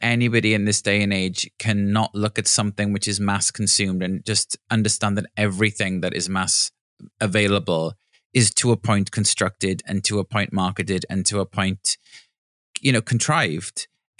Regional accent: Neath, Wales, United Kingdom; I mean, in many ways, blessed because I was in the countryside and I had access to beaches and, you know, trees and greenery

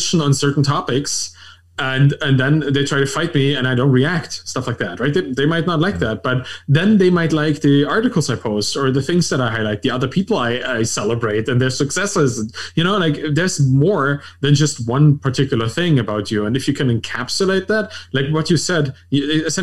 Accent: Berlin, Germany; I'm German, I'm European, I'm like from Berlin.

